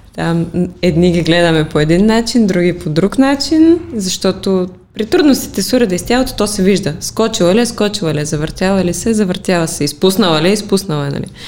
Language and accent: Bulgarian; Pleven, Pleven Province, Bulgaria; Аз лично го приемам вътрешно, защото си е моя роден град